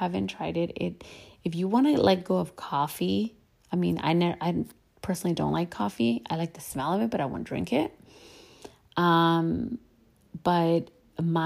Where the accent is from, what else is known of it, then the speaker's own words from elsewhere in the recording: United States; I'm Mexican American. I am between two cultures, and that's just who I am.